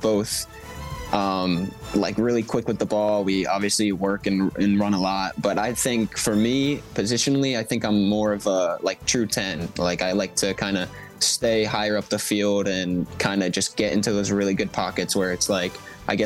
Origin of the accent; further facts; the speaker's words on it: Philadelphia, Pennsylvania, United States; I have to back my hometown club